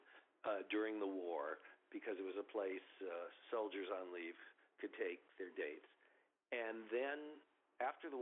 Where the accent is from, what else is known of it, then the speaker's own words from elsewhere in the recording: Southern California, United States; I grew up in Southern California